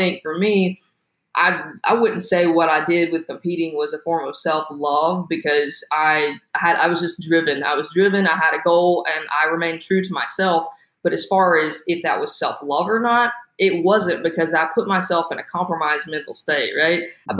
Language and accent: English; the South, United States; I grew up in the South, Southern Baptist, right? So I grew up and I grew up in church